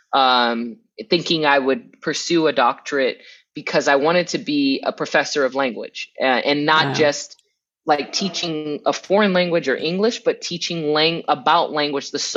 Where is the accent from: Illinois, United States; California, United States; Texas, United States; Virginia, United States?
California, United States; Southern; where I'm from, right, in Southern California, I grew up immersed in Spanish and the surrounding community